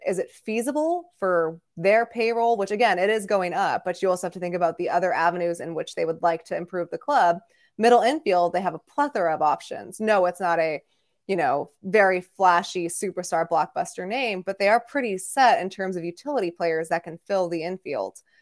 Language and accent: English; Bay Area, California, United States; moved away; as a child growing up in the Bay Area